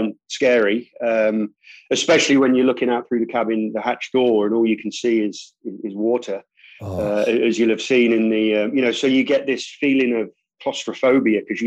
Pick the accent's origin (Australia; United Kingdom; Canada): United Kingdom; I'm British